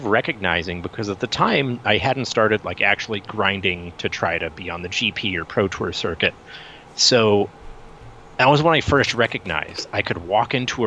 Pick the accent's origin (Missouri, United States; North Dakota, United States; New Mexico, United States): Missouri, United States; St. Louis; growing up in St. Louis